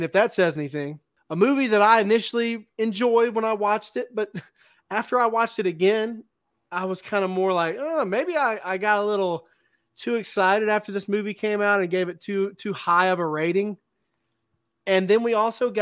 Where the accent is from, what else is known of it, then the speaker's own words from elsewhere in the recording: Mississippi, United States; now in Oregon, United States; I'm from Mississippi, but I'm currently living in Oregon